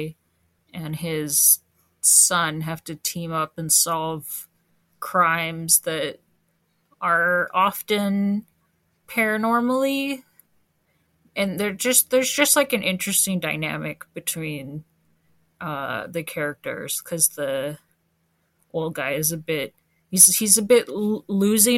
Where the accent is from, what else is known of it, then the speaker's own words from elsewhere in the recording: Canada; I'm Canadian